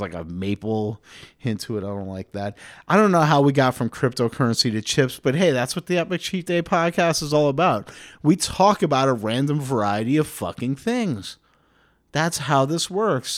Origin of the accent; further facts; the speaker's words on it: New York City, New York, United States; Growing up in New York, you're ki, you kind of have to be interested in real estate, I think. You know, especially if you grew up in Manhattan